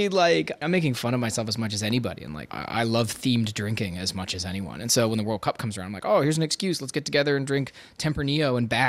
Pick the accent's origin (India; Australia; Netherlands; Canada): Canada; Toronto, Ontario; I'm from Toronto, Canada.